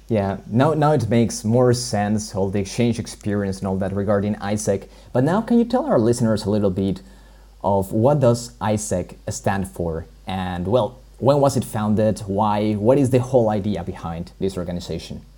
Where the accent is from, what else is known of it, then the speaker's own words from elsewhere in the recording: Colombia; moved away; I come from Colombia